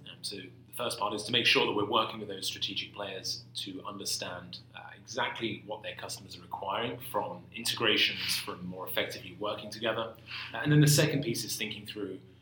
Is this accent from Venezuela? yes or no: no; London, United Kingdom; moved away as an adult; now in San Francisco, United States; I grew up in London. I went to college in London. I worked in London.